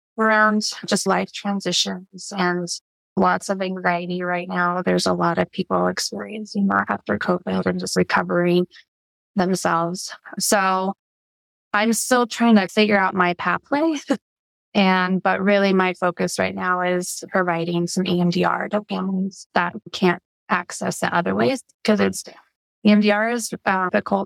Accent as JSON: {"language": "English", "region": "Colorado", "country": "United States", "tie": "born or raised there", "also_born_or_lived": "Pueblo, Colorado / Grand Junction, Colorado / Greeley, Colorado / Broomfield, Colorado", "said": "I was born in Pueblo and lived there and lived in Grand Junction, which is west of Colorado, west side"}